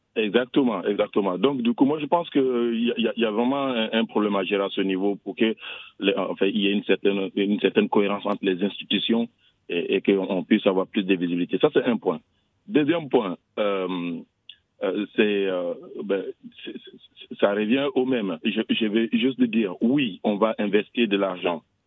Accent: Abidjan, Côte d’Ivoire; moved away; chez moi à Abidjan

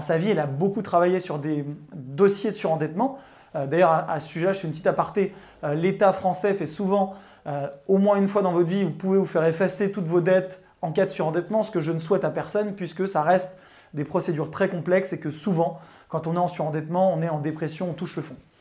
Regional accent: Chambéry, Auvergne-Rhône-Alpes, France; j'ai grandi en province à Chambéry, ou en tout cas à côté de Chambéry

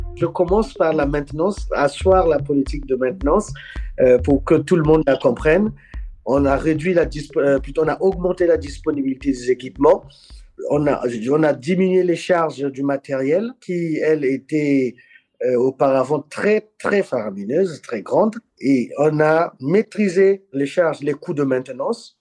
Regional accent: Republic of the Congo; moved away as an adult; also born or lived in Cameroon / Democratic Republic of the Congo; now in Dili, Timor-Leste; J'ai grandi au Congo-Brazzaville, pays dans lequel je suis né

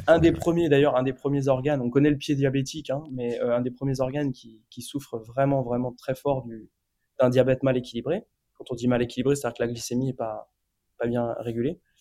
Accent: France; also born or lived in India; on est des Français, parce qu'on est trois Français quand même

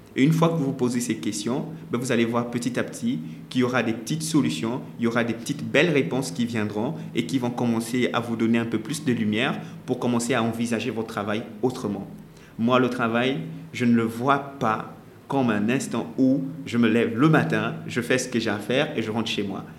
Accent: Gabon; moved away as an adult; also born or lived in Congo; now in Senegal; je, suis, congolais, je suis né congolais et euh, j'ai grandi au Gabon. Ensuite, je suis venu ici au Sénégal pour faire mes études

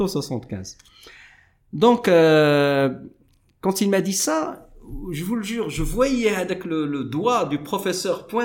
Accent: Morocco; moi, je suis marocain, j'aime bien la chimie

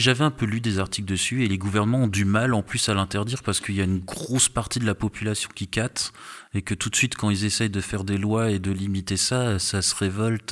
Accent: Strasbourg, Grand Est, France; je suis, de Strasbourg

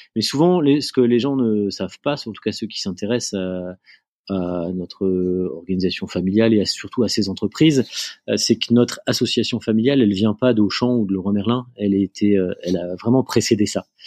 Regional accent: near Lille, Hauts-de-France, France; moved away as an adult; also born or lived in Angers / Argentina; je suis originaire de du nord de la France. Euh, j'ai euh, grandi euh, à côté de Lille

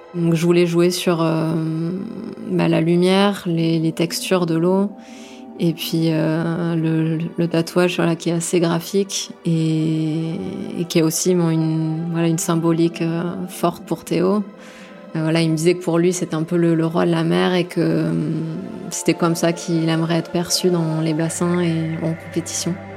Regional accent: Gers and Bordeaux, Nouvelle-Aquitaine, France; also born or lived in Saint-Jean-de-Luz; Je suis née à Saint-Jean-de-Luz euh, et toute ma famille est du Pays Basque, mais après j'ai grandi euh, dans le sud-ouest et entre le Gers et Bordeaux

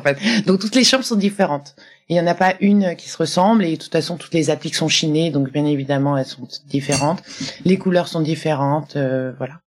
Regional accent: Nice hinterland, Provence-Alpes-Côte d'Azur, France; now in Paris, France; je suis une niçoise

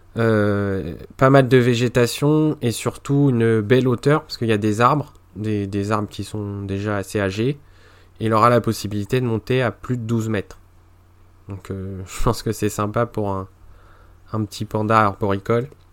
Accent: Normandy, France; je suis normand

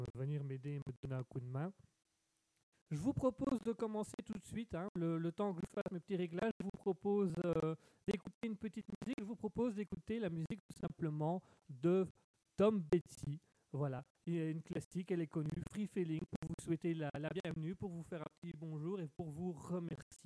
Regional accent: Belgium; je suis belge. Je, vis en Belgique, je suis belge

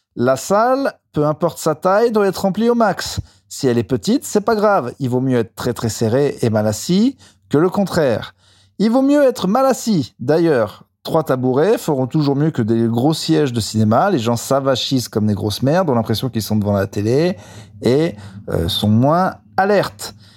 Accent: Clermont-Ferrand, Auvergne-Rhône-Alpes, France; J'ai joué hier au Rimshot à Clermont-Ferrand, donc euh, ma ville, pour ceux qui ne le savent pas, là d'où je viens

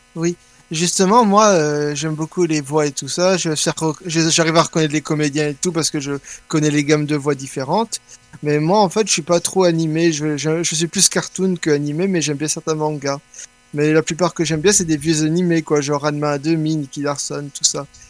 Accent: Belgium; je suis belge, oui, mais je suis italien

